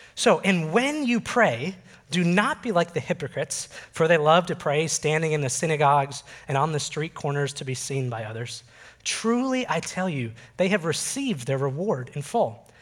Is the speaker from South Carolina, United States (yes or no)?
no; Oak Park, Illinois, United States; I grew up just outside Chicago in the Oak Park River Forest area